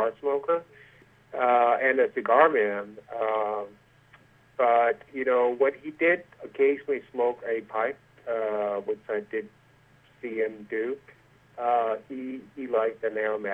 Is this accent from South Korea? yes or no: no; Denmark; now in United States; when I was growing up in Denmark